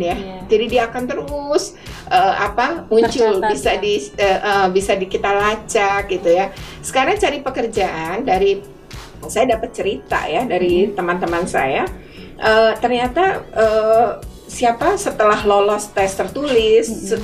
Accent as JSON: {"language": "Indonesian", "region": "Java", "country": "Indonesia", "said": "ketika saya orang Jawa mendengar, ya saya merasa itu aneh gitu."}